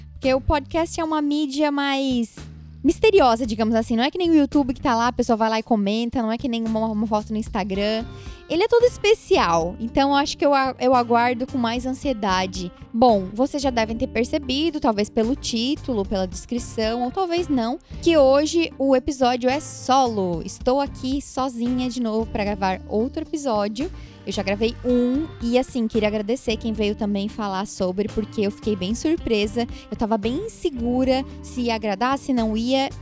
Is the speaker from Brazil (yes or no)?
yes; Brazil; moved away as an adult; now in New York, United States; quando a gente saiu do Brasil